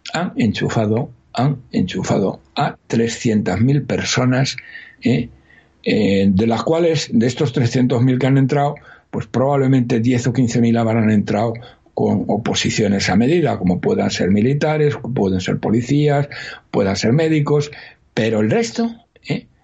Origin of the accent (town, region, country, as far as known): Spain